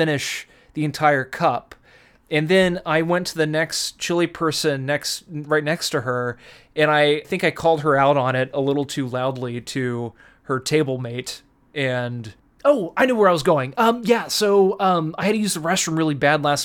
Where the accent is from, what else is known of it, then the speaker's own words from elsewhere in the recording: Texas, United States; now in California, United States; I was from Texas